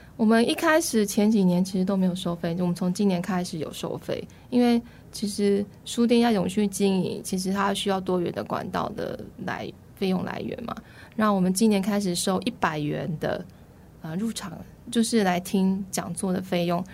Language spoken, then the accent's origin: Chinese; Taichung, Taiwan; moved away as an adult; also born or lived in Taipei; now in Zhudong, Taiwan; 我在开书店之前都在台北工作，然后我又台中出生，所以其等于是在大都市里面